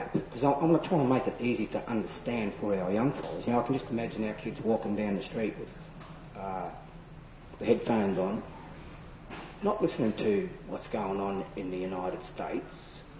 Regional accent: Australia

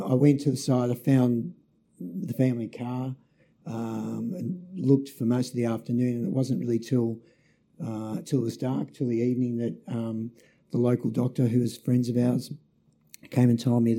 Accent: Melbourne, Victoria, Australia; moved away as an adult; also born or lived in Nubeena, Tasmania; We moved from Melbourne. We're living in Melbourne, grew up in Melbourne, to Tasmania

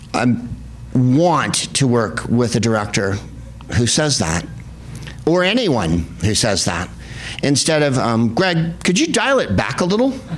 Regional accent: San Carlos, California, United States; also born or lived in San Francisco; now in Los Angeles, United States; I am from San Carlos, California, the whitest place on earth home of the Plain Yogurt Festival.

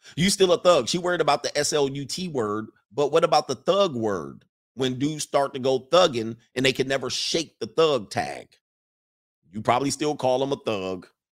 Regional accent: Los Angeles, California, United States; moved away; I grew up in the San Fernando Valley, most of my late teens into my early twenties

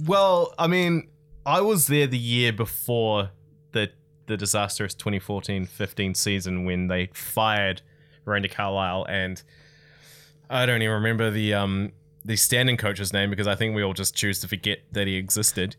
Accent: Tauranga, Bay of Plenty, New Zealand; I grew up in Tauranga

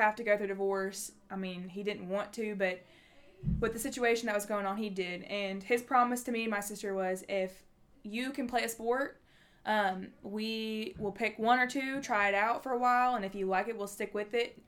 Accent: Nashville, Tennessee, United States; I am from Nashville, Tennessee

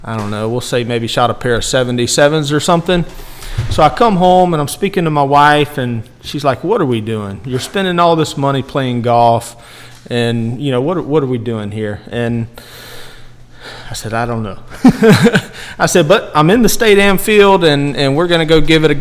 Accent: Aiken, South Carolina, United States; So I grew up in the Aiken area, grew up playing at Woodside Country

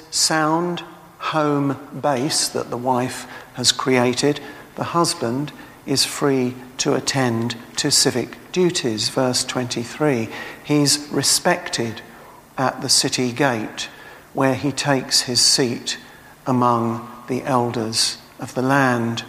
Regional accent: Tilbury, East of England, United Kingdom; moved away; I come from Tilbury

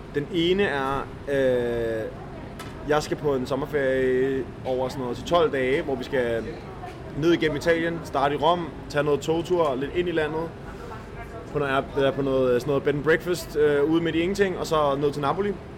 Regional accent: Denmark

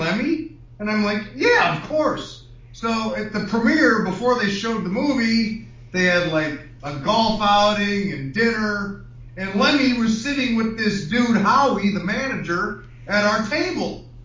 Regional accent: Chicago, Illinois, United States; When I grew up in Chicago

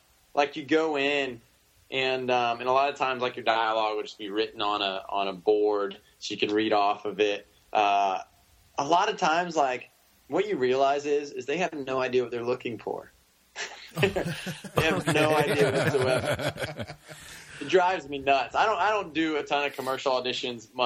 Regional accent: the South, United States; I come from the South.

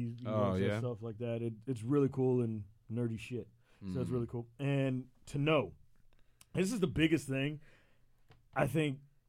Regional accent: the South, United States; moved away as an adult; now in Connecticut, United States; I'm from the South

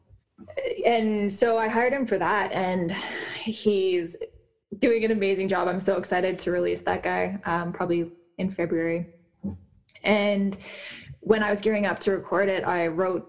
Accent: Nelson, British Columbia, Canada; lately I've been in Nelson, British Columbia, which is my hometown

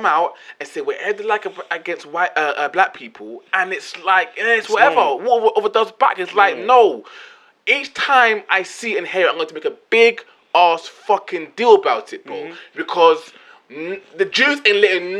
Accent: England, United Kingdom; I'm British, Jamaican, from England.

